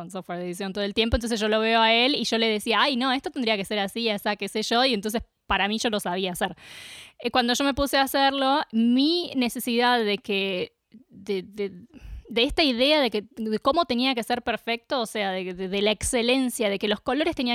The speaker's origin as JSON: {"language": "Spanish", "region": "Córdoba", "country": "Argentina", "tie": "born or raised there", "said": "vivíamos en un lugar de Córdoba y nos mudamos a Capilla del Monte."}